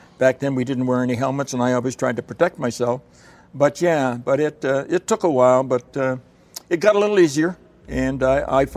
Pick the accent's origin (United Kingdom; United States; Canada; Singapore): Canada; Fredericton, New Brunswick; moved away as an adult; I was playing baseball in my hometown, Fredericton